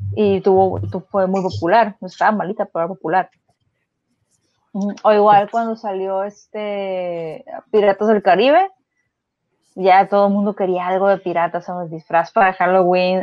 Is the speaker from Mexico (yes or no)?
yes; Mexico; yo de niña, pues, digo, vivimos en México